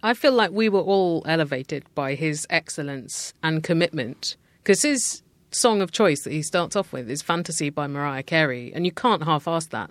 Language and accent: English; United Kingdom; as a British person.